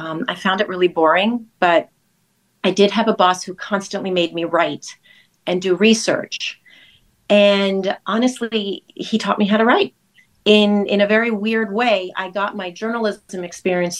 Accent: New York, United States; I grew up in New York

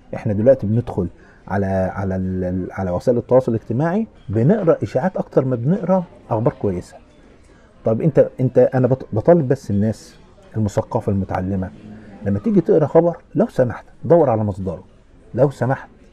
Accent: Asyut, Asyut Governorate, Egypt; عندنا في اسيوط يعني في البلد

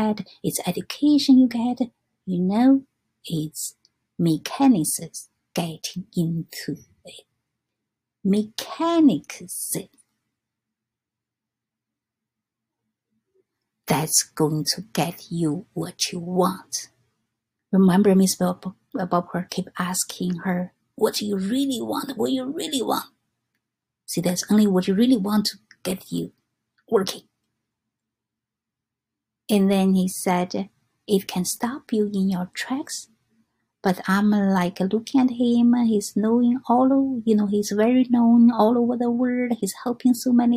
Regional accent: China; English is a second language; now in New York, United States; I'm come from China

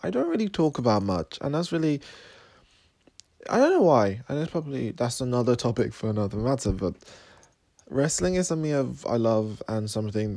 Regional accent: Sierra Leone; now in Cambridge, United Kingdom; I was born in Sierra Leone, and I live in Cambridge, England.

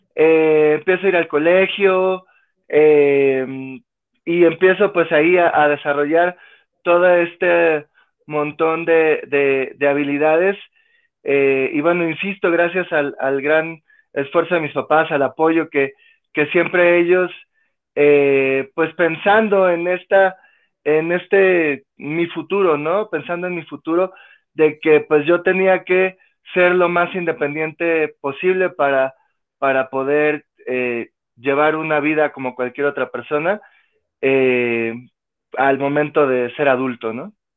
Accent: Mexico City, Mexico; also born or lived in Colombia; Llegué cuando era pequeñito, tenía año y medio, dos años de edad, fue que llegué a vivir a la Ciudad de México

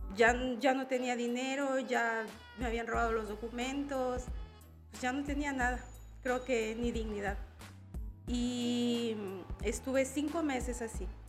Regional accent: La Libertad, El Salvador; moved away as an adult; now in Tuxtla Gutiérrez, Mexico; Yo soy una mujer migrante, soy salvadoreña, soy del Departamento de la Libertad del Salvador.

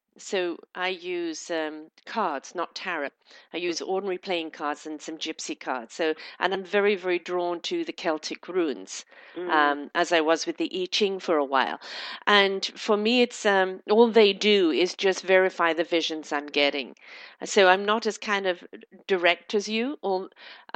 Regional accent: Canada; I'm Canadian

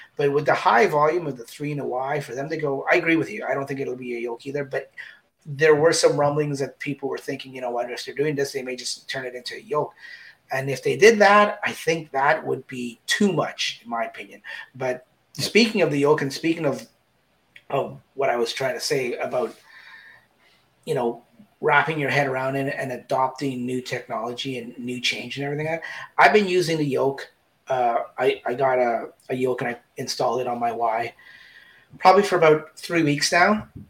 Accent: Canada; we're both Canadian

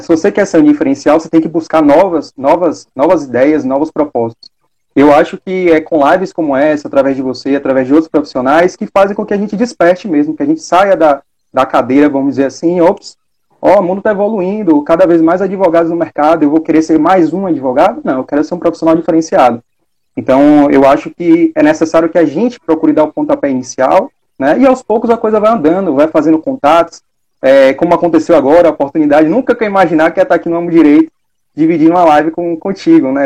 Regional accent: Salvador, Bahia, Brazil; eu sou daqui de Salvador

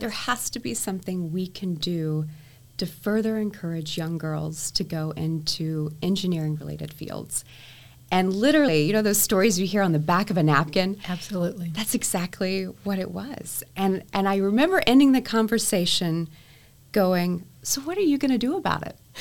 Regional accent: Texas, United States; I was able to obviously meet my hometown congressman, yes. um, and it was Congressman Chet Edwards

